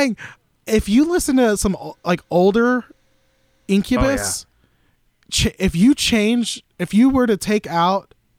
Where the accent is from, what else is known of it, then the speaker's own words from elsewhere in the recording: the South, United States; Dude, I'm from the South. I'm in a storefront church.